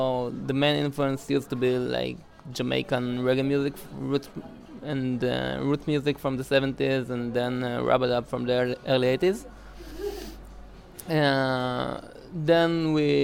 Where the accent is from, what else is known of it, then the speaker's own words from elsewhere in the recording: Tel Aviv, Tel Aviv District, Israel; also born or lived in Jerusalem; I grew up in Tel Aviv